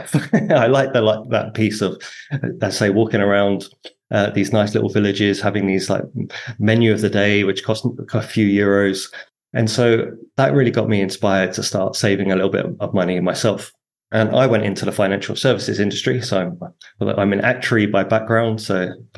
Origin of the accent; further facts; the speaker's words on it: Harlow, East of England, United Kingdom; moved away as an adult; also born or lived in Hong Kong / Hoi An, Vietnam; I grew up in Harlow in Essex